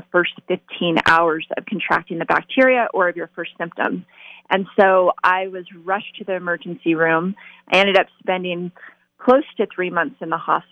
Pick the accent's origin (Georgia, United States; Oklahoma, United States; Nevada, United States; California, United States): Nevada, United States; Las Vegas; I was born and raised in Las Vegas